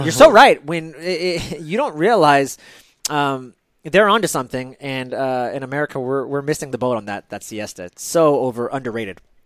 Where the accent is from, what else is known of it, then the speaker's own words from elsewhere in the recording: United States; As an American who had Starbucks whenever I wanted